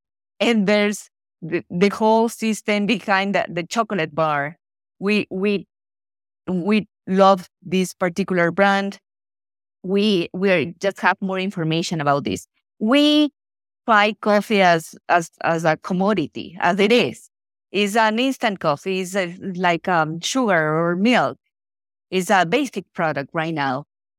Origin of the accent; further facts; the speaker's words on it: Ecuador; I was born and raised in Ecuador, and mm-hmm. even though we live in this paradise in South America